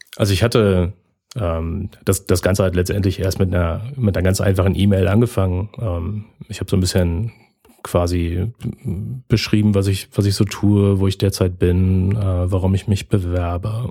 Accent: Berlin, Germany; moved away as an adult; now in Lübeck, Germany; ich bin äh, gebürtiger Berliner und äh, wohne jetzt seit fünf Jahren oben im hohen Norden Deutschlands in Lübeck

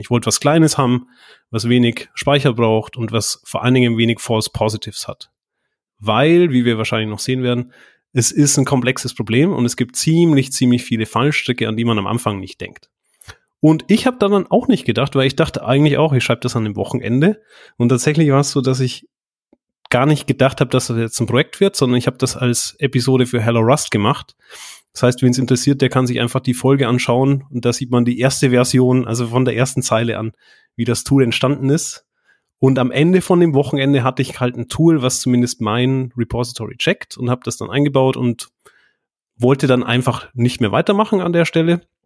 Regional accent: Bavaria, Germany; moved away as an adult; also born or lived in Bayreuth; now in Düsseldorf, Germany; Ich komme tatsächlich aus Bayern, äh, aufgewachsen

